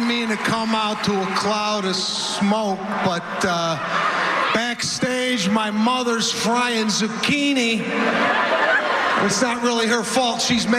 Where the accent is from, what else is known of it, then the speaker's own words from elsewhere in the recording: Los Angeles, California, United States; I'm from Los Angeles, where everybody's riding around in a bird scooter